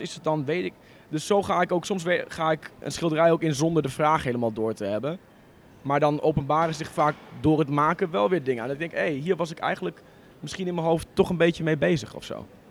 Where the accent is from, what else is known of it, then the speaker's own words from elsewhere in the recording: Borne, Overijssel, Netherlands; moved away as an adult; also born or lived in Enschede; ik kom uit een dorpje in, uh, in Twente, Borne